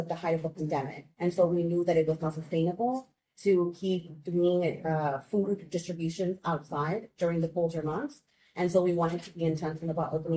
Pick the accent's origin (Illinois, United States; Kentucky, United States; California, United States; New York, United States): Illinois, United States; Chicago; also born or lived in Mexico / Marquette Park, Chicago; I grew up in Gage Park